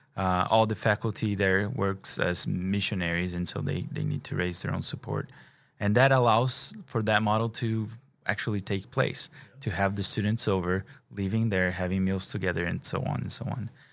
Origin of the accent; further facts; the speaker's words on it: Brazil; moved away; I'm an international. I'm from Brazil.